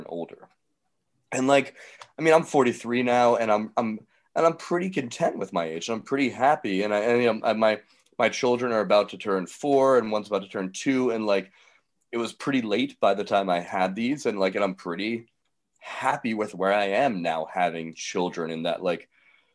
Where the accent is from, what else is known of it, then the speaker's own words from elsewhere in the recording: Atlanta, Georgia, United States; moved away as an adult; also born or lived in New York; I went to Manhattanville College in New York, and I was from Atlanta